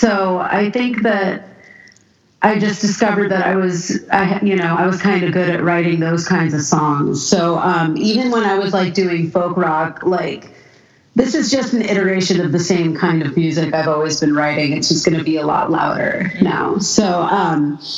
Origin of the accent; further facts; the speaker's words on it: Culver City, California, United States; I'm from Culver City, which is a little small city that's surrounded on all sides